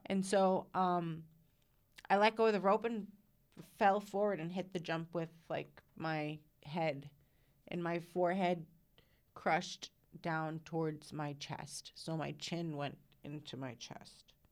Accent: Caledonia, Illinois, United States; I am from Caledonia. So it's, um, northeast of Rockford, like maybe four miles-ish

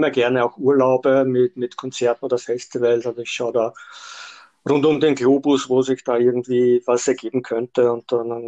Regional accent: Austria; now in Vienna, Austria; Ich bin erst Anfang der 90er Jahre nach Wien gezogen und habe dann Mitte der 90er Jahre in meinem Heimatort äh, mal begonnen

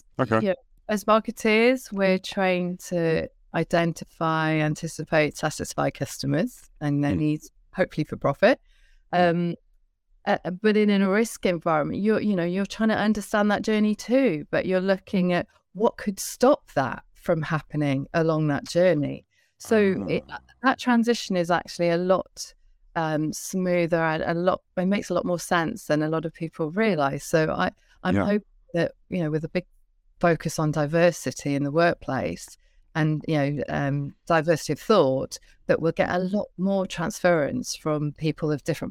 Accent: Barry, Wales, United Kingdom; So I was from South Wales. Barry Island, born into an Irish family, so very Celtic, warm, curious family

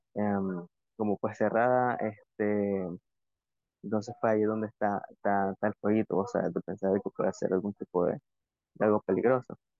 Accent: Nicaragua; born or raised there

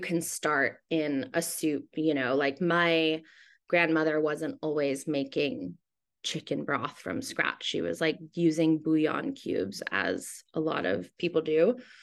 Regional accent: Hawaii, United States; moved away as an adult; also born or lived in Seattle, Washington, United States; now in New York, United States; I was born in Seattle, but I moved to Hawaii when I was nine years old.

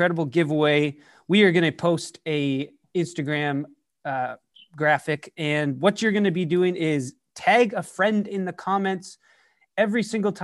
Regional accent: Canada; moved away; I am originally from Canada

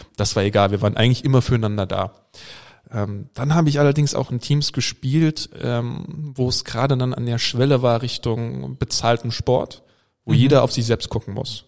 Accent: Germany; als Deutscher

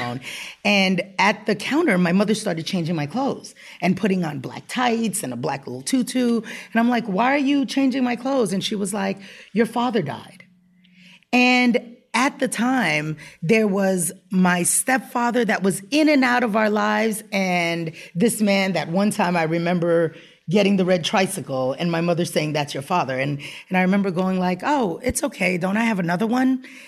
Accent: U.S. Virgin Islands; moved away; I was born and raised on the Upper West Side of Manhattan. My mom was a single mother and moved around to wherever she needed to, to take care of us. And when I was about eight years old, she moved to Saint Croix in the Virgin Islands.

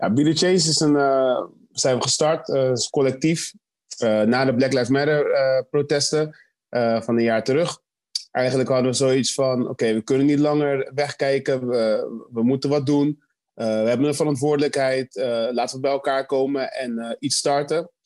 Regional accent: Rotterdam, South Holland, Netherlands; als echte Rotterdammers

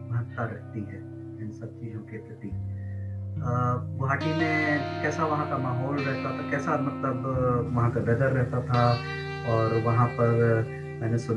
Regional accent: Varanasi, Uttar Pradesh, India; जब हमने बताया कि हम वाराणसी से हैं

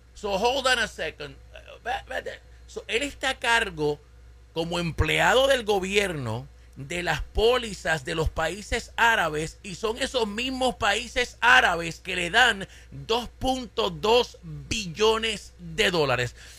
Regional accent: Caguas, Puerto Rico; en mi pueblo, en Caguas, Puerto Rico

